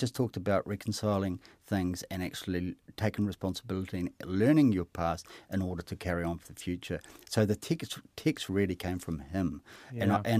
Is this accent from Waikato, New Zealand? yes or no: yes; Hamilton, Waikato, New Zealand; I kind of thought it was partly mine because I grew up in Hamilton.